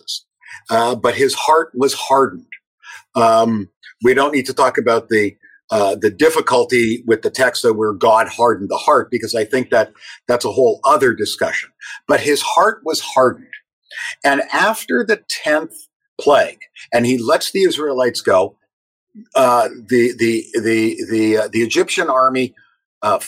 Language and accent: English; Toronto, Ontario, Canada; I was growing up in Toronto